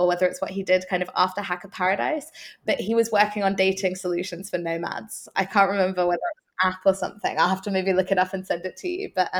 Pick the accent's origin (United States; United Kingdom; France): United Kingdom; Norwich, East of England; moved away; also born or lived in Amsterdam / Kuala Lumpur / Melbourne; here in Norwich, my hometown in the UK